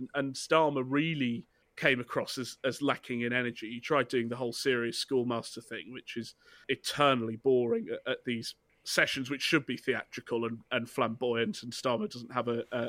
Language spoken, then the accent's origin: English; Richmond constituency, Yorkshire and the Humber, United Kingdom; moved away; I'm from Rishi's constituency